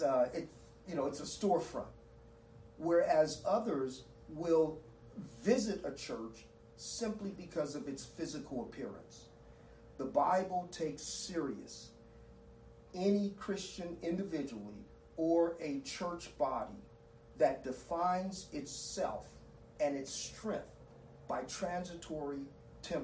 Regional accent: Southern California, United States; I grew up in Southern California, and the home of earthquakes

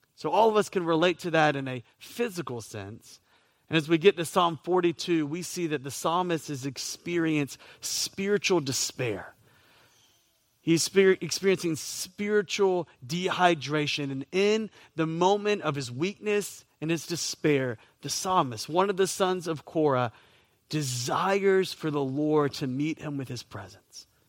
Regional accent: Southeast, United States; now in Florida, United States; I grew up in the Southeast

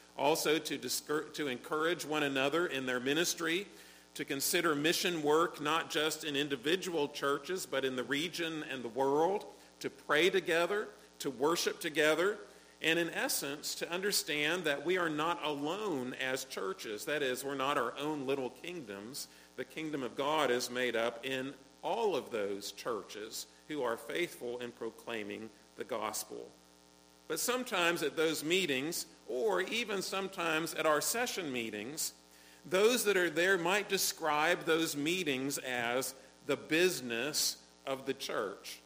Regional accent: United States; as an American

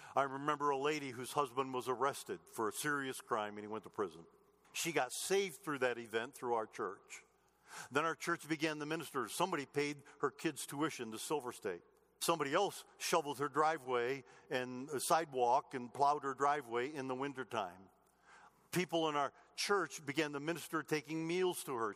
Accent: Clinton, Michigan, United States; moved away as an adult; now in Colorado, United States; I don't go home very often to Michigan where I grew up

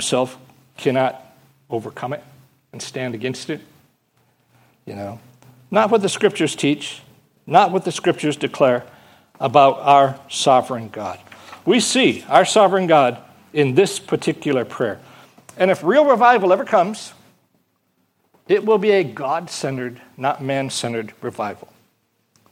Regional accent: Michigan, United States; moved away; I come from Michigan

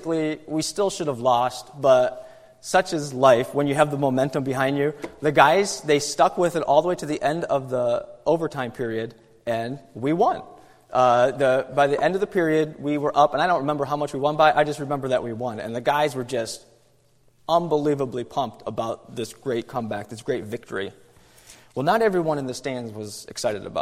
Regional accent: New York, United States; moved away; I'm from New York, and back when I lived in New York

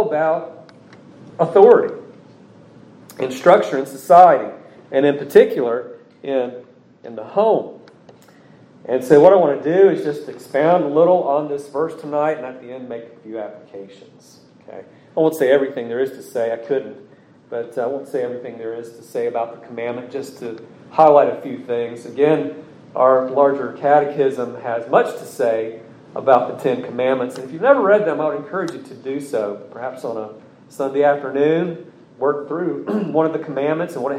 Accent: United States; as an American, as a son of this state where our forefathers fought

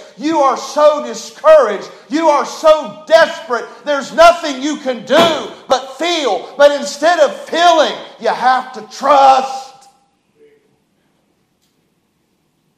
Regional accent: West Virginia, United States; moved away; I was raised in West Virginia.

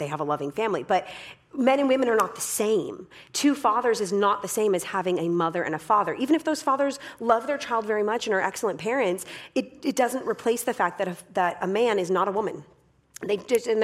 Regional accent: Canada; I am Canadian, but I do not speak French

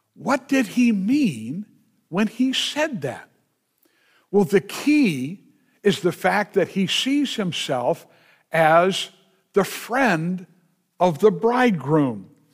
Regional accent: United States; being an American

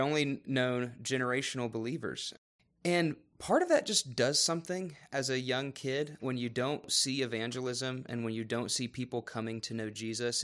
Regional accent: Raleigh, North Carolina, United States; moved away; I was born and raised in Raleigh, North Carolina

